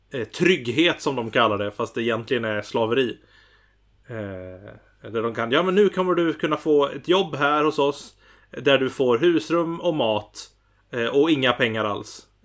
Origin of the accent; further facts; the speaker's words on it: Gothenburg, Västra Götaland, Sweden; Eh, jag är från Göteborg.